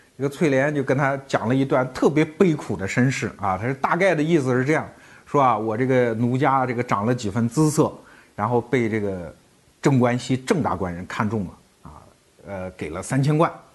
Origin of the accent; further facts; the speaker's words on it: China; 我们中国人